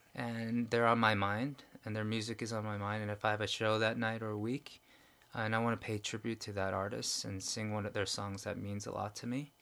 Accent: New York, United States; moved away as an adult; now in Korea; growing up in New York and in Manhattan

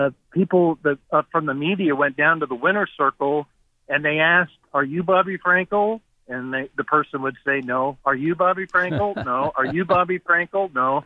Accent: Pacific Northwest, United States; I had people even telling me that I was only voting for Seattle Slough because I was from the Northwest.

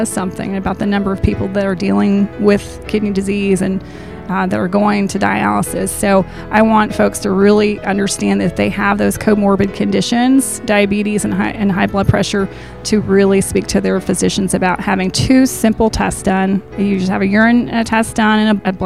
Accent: the Shoals area, Alabama, United States; I am from the Shoals area

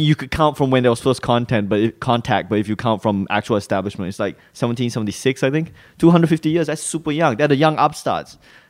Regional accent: Malaysia; also born or lived in Singapore; now in Australia; when I was growing up in Malaysia and Singapore, the US dollar was like seen, for some reason, I just saw that as the ultimate currency.

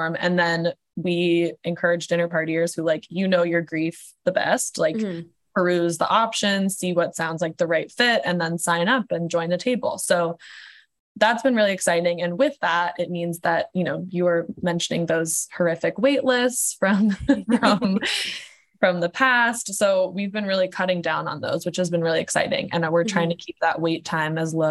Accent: Portland, Oregon, United States; I'm from Portland, Oregon

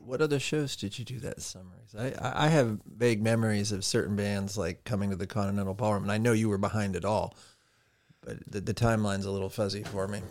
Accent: Harborcreek, Pennsylvania, United States; I was from Harbor Creek as well

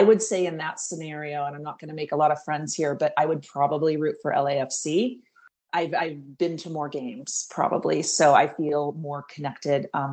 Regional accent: Seattle, Washington, United States; moved away as an adult; also born or lived in Southern California; I am from Seattle, Washington, born and raised

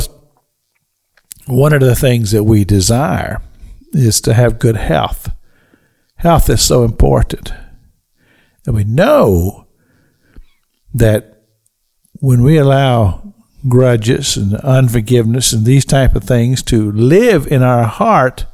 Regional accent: Kentucky, United States; moved away; I grew up in Kentucky, so I know all about snow

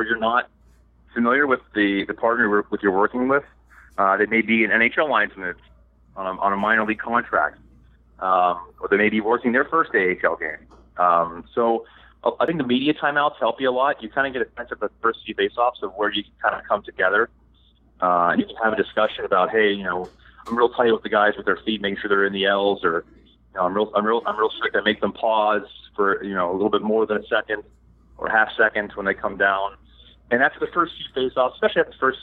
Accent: Pittsburgh, Pennsylvania, United States; I'm from Pittsburgh

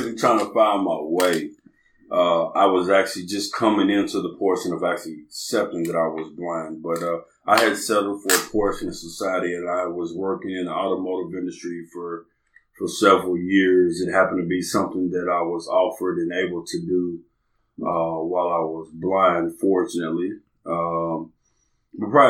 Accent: Lexington, Kentucky, United States; moved away as an adult; now in Newburgh, Indiana, United States; I'm from Lexington, Kentucky, born and raised, but then I'm here by way of Newburgh, Indiana

